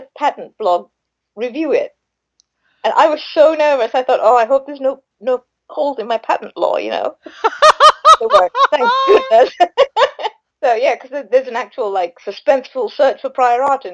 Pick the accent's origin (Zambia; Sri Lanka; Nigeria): Sri Lanka; moved away; growing up in Sri Lanka, we had a lot of Bollywood films